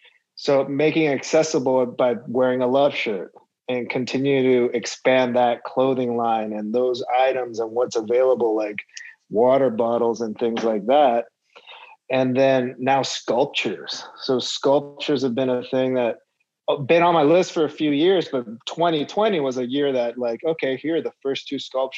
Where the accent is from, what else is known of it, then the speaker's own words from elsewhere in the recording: Los Angeles, California, United States; in my hometown